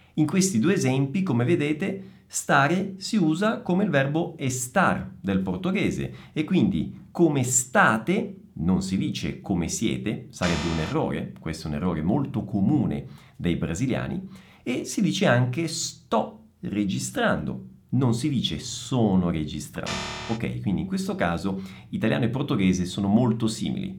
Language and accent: Italian; Italy; sono italiano